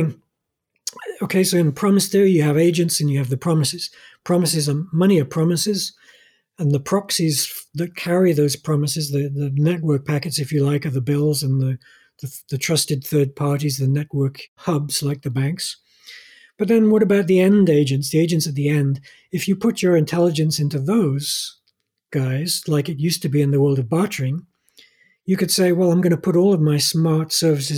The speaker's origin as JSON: {"language": "English", "country": "Norway", "said": "In my home country, Scandinavia and Norway"}